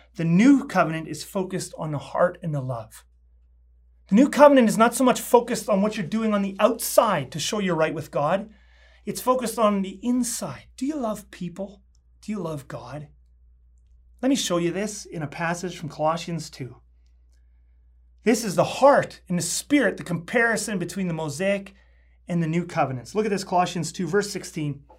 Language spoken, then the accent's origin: English; Canada; I'm a Canadian citizen